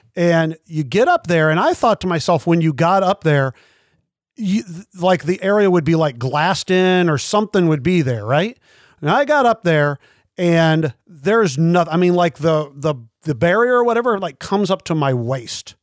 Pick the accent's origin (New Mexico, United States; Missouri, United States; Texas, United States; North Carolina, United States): Missouri, United States; Kansas City; I grew up in Kansas City